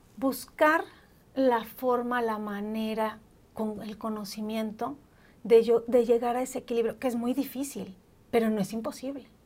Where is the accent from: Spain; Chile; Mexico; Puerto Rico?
Mexico; now in Mexico City, Mexico